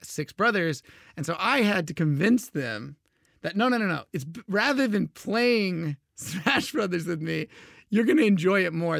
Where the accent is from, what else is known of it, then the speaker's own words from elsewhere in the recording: Houston, Texas, United States; I grew up in Houston, Texas